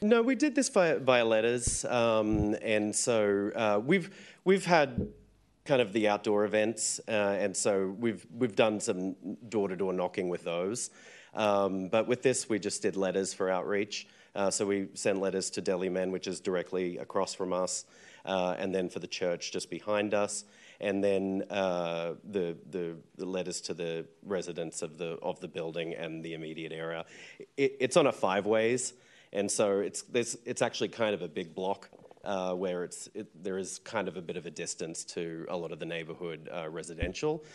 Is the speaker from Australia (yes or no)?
yes; Australia; moved away as an adult; now in San Francisco, United States; I'm from Australia. I've called San Francisco home since two thousand seven